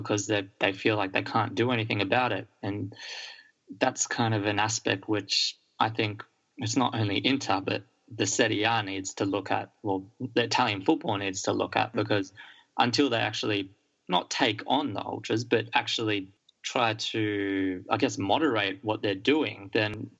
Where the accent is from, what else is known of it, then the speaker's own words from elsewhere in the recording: Australia; growing up in Australia